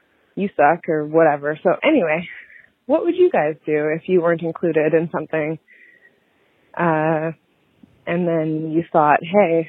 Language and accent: English; Canada; also born or lived in Vancouver; I'm from Canada